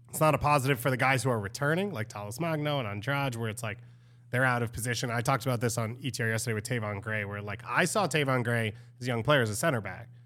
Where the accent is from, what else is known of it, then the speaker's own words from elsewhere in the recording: New York, United States; As a New Yorker